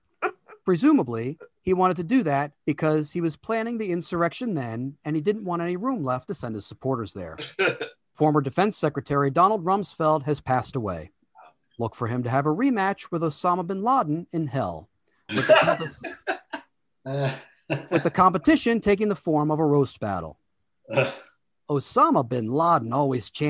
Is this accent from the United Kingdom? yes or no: no; Baltimore, Maryland, United States; Baltimore, Maryland, my hometown